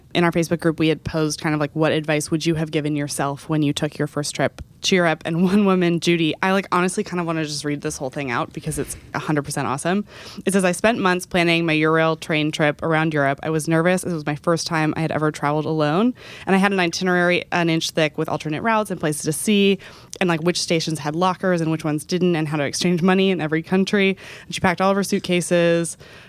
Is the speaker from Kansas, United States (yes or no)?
no; Texas, United States; I grew up in Texas.